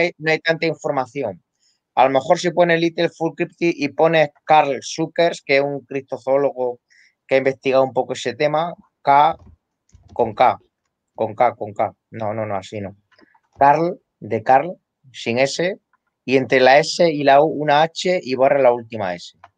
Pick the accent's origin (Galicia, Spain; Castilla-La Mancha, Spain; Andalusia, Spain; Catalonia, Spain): Castilla-La Mancha, Spain; aquí en La Mancha, en mi tierra.